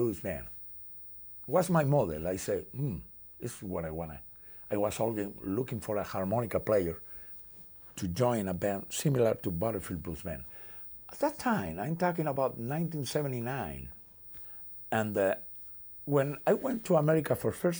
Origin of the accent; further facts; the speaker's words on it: Spain; I'm from Spain.